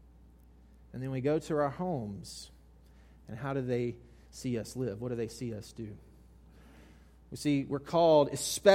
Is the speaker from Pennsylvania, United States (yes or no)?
no; South Mississippi, United States; I grew up in South Mississippi